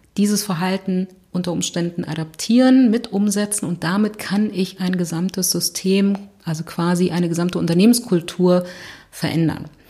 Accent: Berlin, Germany; ich komme aus Berlin

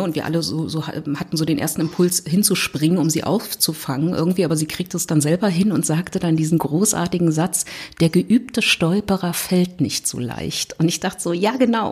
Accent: Berlin, Germany; ich komme aus Berlin

